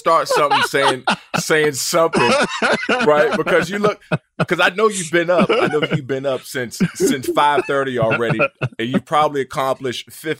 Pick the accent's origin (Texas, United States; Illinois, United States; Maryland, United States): Maryland, United States; Washington, D.C. area; Remember, I'm from Maryland, Washington, D.C. area.